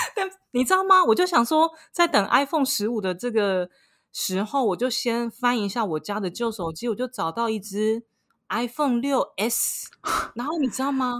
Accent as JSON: {"language": "Chinese", "country": "Taiwan", "moved": "yes", "lives_now": "Paris, France", "said": "身为一个台湾人"}